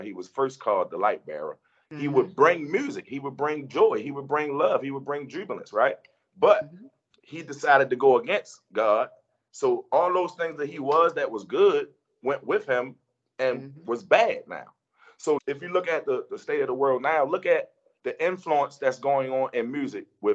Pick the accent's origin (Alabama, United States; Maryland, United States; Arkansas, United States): Maryland, United States; Baltimore; I'm an artist from Baltimore, born and raised in Baltimore, Maryland.